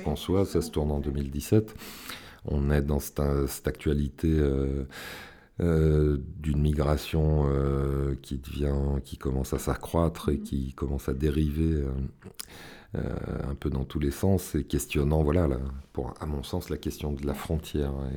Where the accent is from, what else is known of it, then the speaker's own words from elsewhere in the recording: Villeurbanne, Auvergne-Rhône-Alpes, France; je suis originaire de Villeurbanne